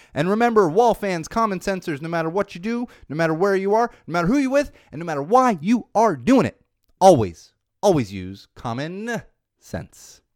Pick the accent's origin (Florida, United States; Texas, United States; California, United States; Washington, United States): California, United States; Southern; I grew up in Southern California